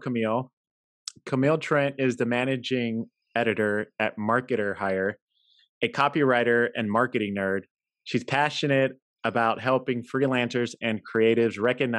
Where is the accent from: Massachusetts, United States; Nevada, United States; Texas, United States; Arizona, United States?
Texas, United States; San Antonio; now in San Jose, United States; I'm from San Antonio, born and raised. I'm now in San Jose, Silicon Valley area.